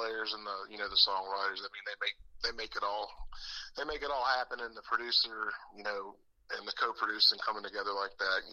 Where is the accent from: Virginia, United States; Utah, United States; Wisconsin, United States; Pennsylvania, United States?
Virginia, United States; Manassas; I grew up outside of Washington, D.C., in the suburbs in Northern Virginia, in a place called Manassas, Virginia.